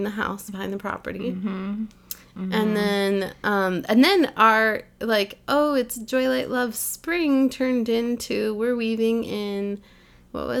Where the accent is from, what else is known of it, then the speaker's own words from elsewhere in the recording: Canada; I'm just Canadian